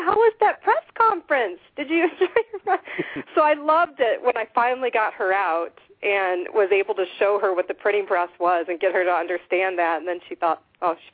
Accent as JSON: {"language": "English", "region": "Midwest", "country": "United States", "tie": "born or raised there", "moved": "yes", "said": "I was raised in the Midwest, so I most of my family's there."}